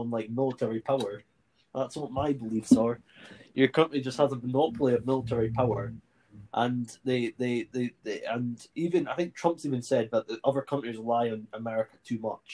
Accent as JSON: {"language": "English", "country": "United Kingdom"}